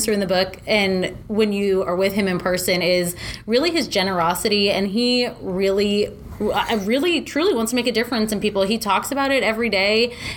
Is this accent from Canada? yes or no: no; Plano, Texas, United States; the concepts that I grew up with in Plano